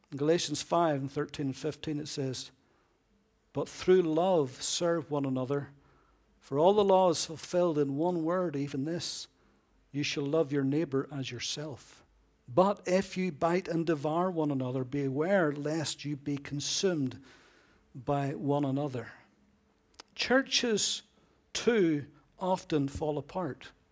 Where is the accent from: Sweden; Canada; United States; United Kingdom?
United Kingdom